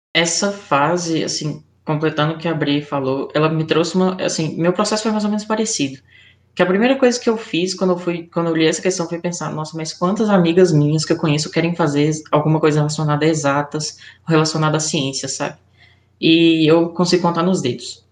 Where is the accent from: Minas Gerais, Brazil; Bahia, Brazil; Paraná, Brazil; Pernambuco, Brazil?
Minas Gerais, Brazil; Belo Horizonte; sou aqui de Belo Horizonte.